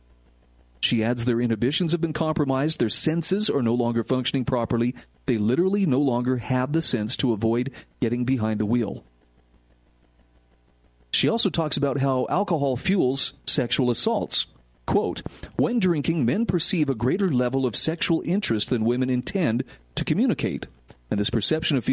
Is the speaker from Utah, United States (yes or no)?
yes; Utah, United States; where I live in my home state of Utah